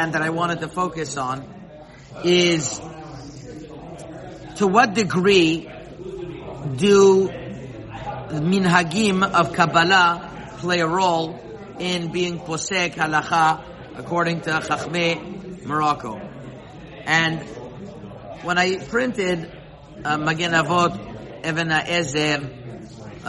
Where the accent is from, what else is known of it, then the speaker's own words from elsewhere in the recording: Montreal, Quebec, Canada; I remember growing up in Montreal